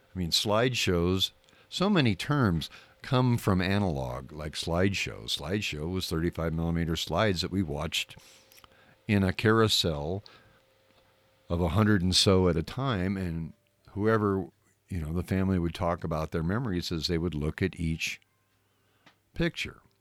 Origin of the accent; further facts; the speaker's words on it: Southern California, United States; growing up in Southern California